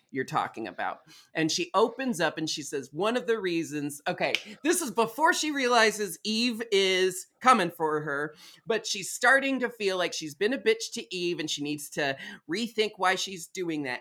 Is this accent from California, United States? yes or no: no; Portland, Oregon, United States; I was raised in Portland, Oregon